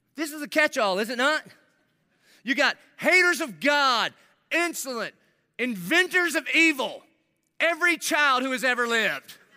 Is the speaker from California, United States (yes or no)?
no; Dillon, South Carolina, United States; I'm living in Dillon, South Carolina, where I grew up on Cleveland Street